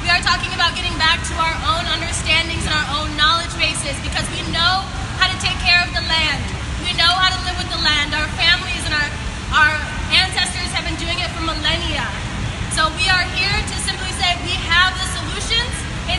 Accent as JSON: {"language": "English", "area": "Yakama Nation", "region": "Washington", "country": "United States", "moved": "yes", "lives_now": "Philadelphia, United States", "said": "I live in Lenape Hoki, so-called Philadelphia, Pennsylvania, in the U.S. I'm from the Yakuba Nation in so-called Washington State."}